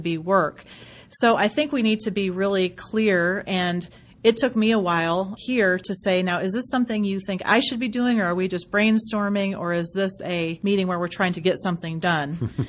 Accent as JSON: {"language": "English", "region": "Western Michigan", "country": "United States", "tie": "born or raised there", "moved": "yes", "said": "It's my home, my hometown. So hello, Michiganders."}